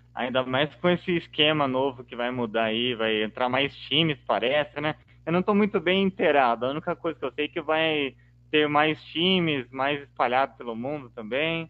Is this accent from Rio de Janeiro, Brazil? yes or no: no; São Paulo, Brazil; eu como paulista